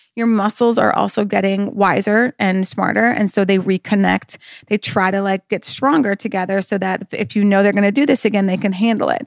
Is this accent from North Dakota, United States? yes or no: yes; North Dakota, United States; I'm from North Dakota